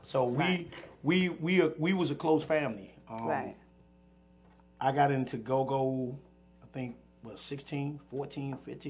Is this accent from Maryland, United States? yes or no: yes; Capitol Heights, Maryland, United States; I grew up in Cap Lights.